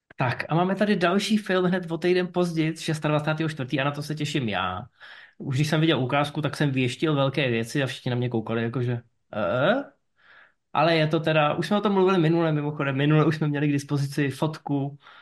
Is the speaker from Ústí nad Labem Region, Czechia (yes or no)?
yes; Ústí nad Labem, Ústí nad Labem Region, Czechia; já jsem z Ústí nad Labem. A já si pamatuju, když jsem vyrůstal, byl jsem malý, tak byly inverze